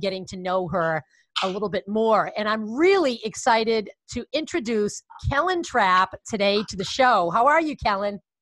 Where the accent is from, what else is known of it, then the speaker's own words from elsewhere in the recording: near Watertown, Connecticut, United States; it's in Watertown, uh, Connecticut not too far from my hometown